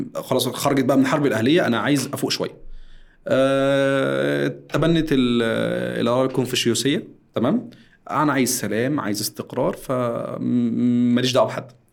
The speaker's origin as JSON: {"language": "Arabic", "country": "Egypt", "said": "احنا عندنا في مصر"}